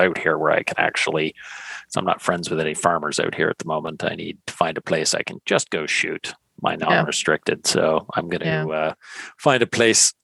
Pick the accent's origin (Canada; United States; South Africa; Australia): Canada; Ontario; I'm from Ontario.